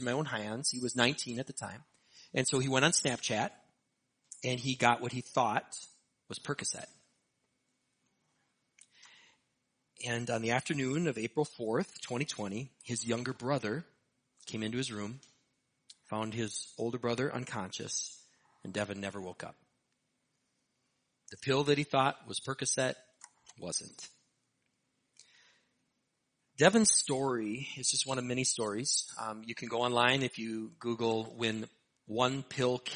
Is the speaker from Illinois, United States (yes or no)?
no; Hastings, Minnesota, United States; my hometown, Hastings, Minnesota